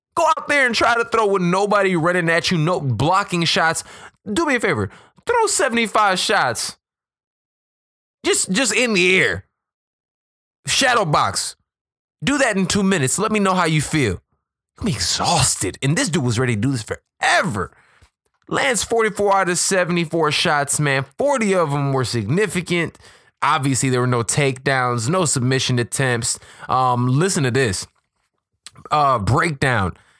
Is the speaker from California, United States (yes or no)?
no; Chicago, Illinois, United States; I'm from Chicago, I'm from the hood